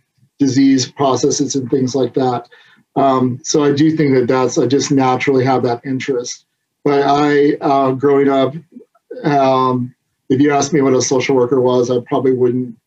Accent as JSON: {"language": "English", "region": "Southwest Michigan", "country": "United States", "tie": "born or raised there", "moved": "yes", "lives_now": "California, United States", "said": "I grew up in Southwest Michigan"}